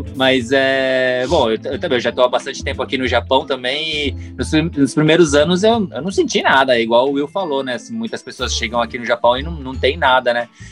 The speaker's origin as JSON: {"language": "Portuguese", "region": "São Paulo", "country": "Brazil", "moved": "yes", "said": "a gente é de São Paulo"}